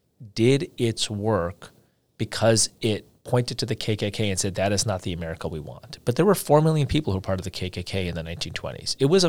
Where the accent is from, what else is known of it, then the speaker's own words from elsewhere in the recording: India; you know, I'm from India, and I've spent months there over the course of my life